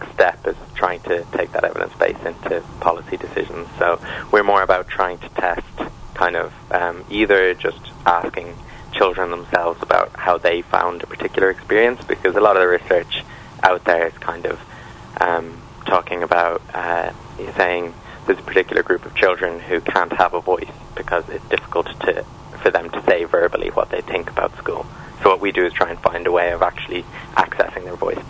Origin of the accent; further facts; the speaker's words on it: Ireland; now in London, United Kingdom; I am from Ireland